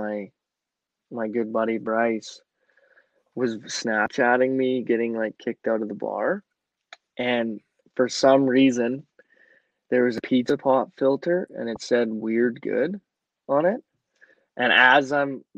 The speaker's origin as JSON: {"language": "English", "area": "small town about 130 km from Edmonton", "region": "Alberta", "country": "Canada", "tie": "born or raised there", "said": "my hometown, like where I'm actually from and where I went to school"}